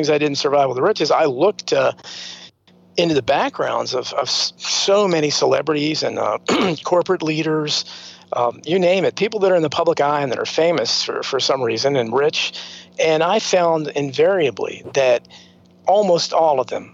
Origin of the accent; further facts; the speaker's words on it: United States; we grew up in America